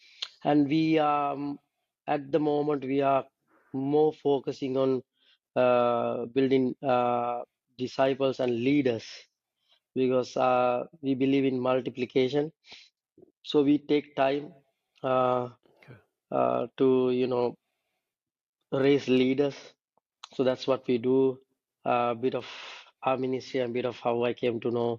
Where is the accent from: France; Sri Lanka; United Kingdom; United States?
Sri Lanka; English is a second language; As I told you, the majority are Sinhalese. I represent Sinhalese. I'm coming from Sinhalese.